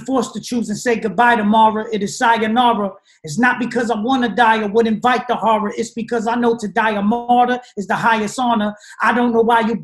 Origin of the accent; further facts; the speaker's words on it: New Jersey, United States; I'm from Jersey. I grew up talking like this